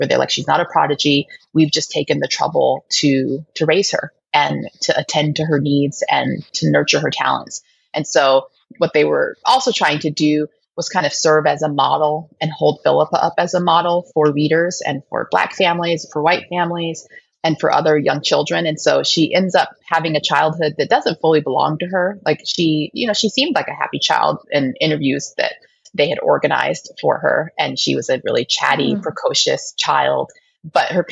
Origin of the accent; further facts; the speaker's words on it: Denver, Colorado, United States; raised in Denver.